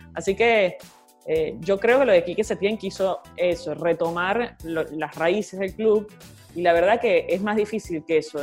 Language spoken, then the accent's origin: Spanish; Venezuela; now in Argentina; un gusto para mí también desde acá de Argentina, siendo venezolana